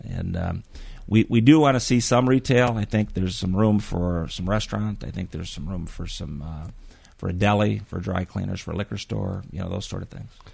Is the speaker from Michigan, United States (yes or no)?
yes; Muskegon, Michigan, United States; born and raised in Muskegon